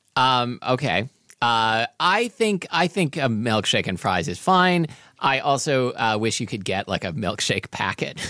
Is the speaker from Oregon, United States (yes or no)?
yes; Portland, Oregon, United States; There was this place in my neighborhood when I was growing up in Portland, Oregon